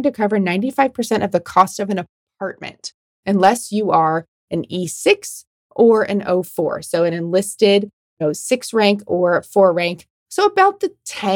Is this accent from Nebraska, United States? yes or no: yes; Omaha, Nebraska, United States; Omaha, Nebraska, my hometown